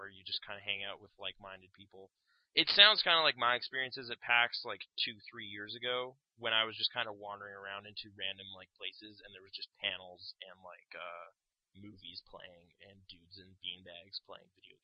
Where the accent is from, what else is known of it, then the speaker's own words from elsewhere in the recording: Canada; we're from Canada